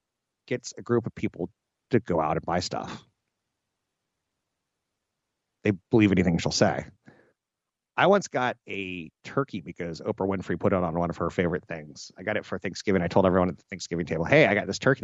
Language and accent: English; United States; I was born Caucasian on a coast in the United States with an expectation to go to college